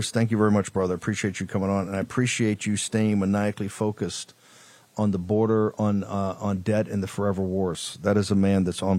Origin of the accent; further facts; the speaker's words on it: Richmond, Virginia, United States; also born or lived in Norfolk, Virginia; my hometown of Richmond. And, of course, where I was born down in Norfolk